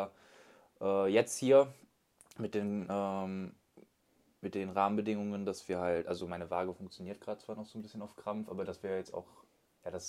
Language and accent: German; Solingen, North Rhine-Westphalia, Germany; ich bin 21 und ich komme aus Solingen.